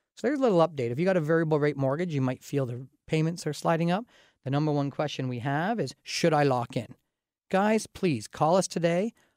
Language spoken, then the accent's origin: English; Canada; also born or lived in London, Ontario area; As a Canadian